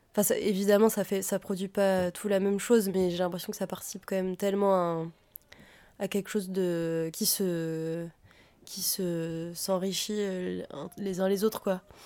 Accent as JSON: {"language": "French", "region": "Auvergne-Rhône-Alpes", "country": "France", "tie": "born or raised there", "said": "j'ai grandi en Auvergne"}